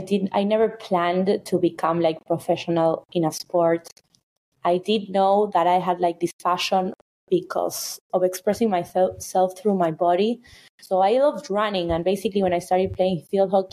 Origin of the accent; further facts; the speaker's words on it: Buenos Aires, Argentina; now in New York City, United States; I was born in Buenos Aires, which is the capital of Argentina